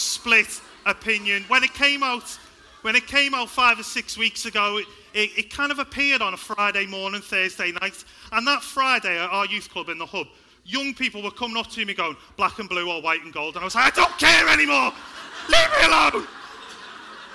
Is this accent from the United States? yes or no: no; Liverpool, North West England, United Kingdom; I grew up in a place called Liverpool. I hope you can tell by my accent